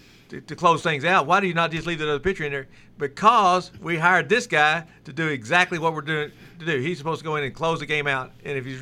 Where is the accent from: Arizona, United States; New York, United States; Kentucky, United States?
Kentucky, United States; Louisville; moved away; also born or lived in Middle Tennessee; I'm from the Louisville area